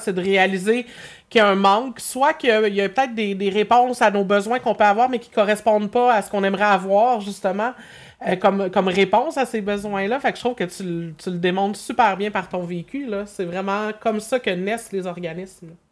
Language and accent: French; Berthierville, Quebec, Canada; je suis revenue dans mon patelin à Berthier